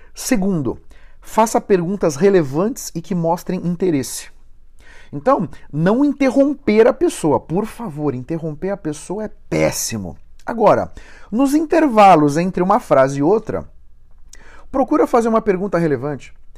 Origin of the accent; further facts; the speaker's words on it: São Paulo, Brazil; eu sou de São Paulo, estou aqui em Joinville hoje